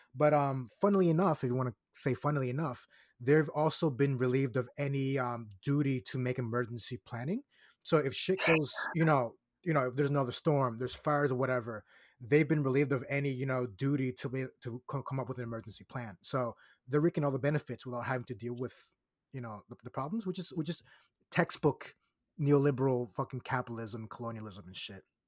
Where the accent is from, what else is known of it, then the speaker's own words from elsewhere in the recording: Puerto Rico; my hometown